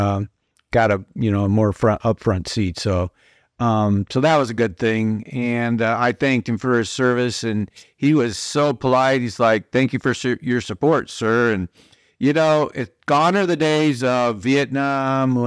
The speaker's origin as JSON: {"language": "English", "region": "Iowa", "country": "United States", "moved": "yes", "lives_now": "Tennessee, United States", "said": "I'm from Iowa in the Midwest originally"}